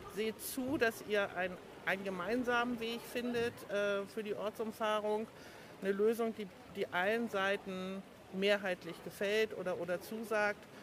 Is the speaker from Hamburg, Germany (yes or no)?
yes; Hamburg, Germany; moved away as an adult; also born or lived in Hanover; now in Koldingen, Germany; ich bin Hamburgerin, in Hamburg aufgewachsen, groß geworden